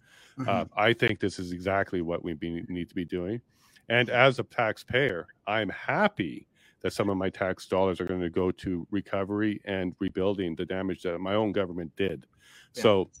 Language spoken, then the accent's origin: English; Winnipeg, Manitoba, Canada; I grew up in Winnipeg as well.